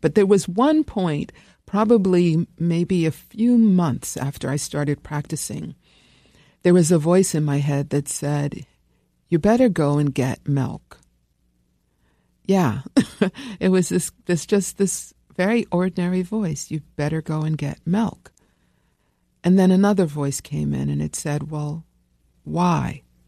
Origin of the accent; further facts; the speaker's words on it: New York City, New York, United States; I grew up here in New York, um, in, uh, the People's Republic of Brooklyn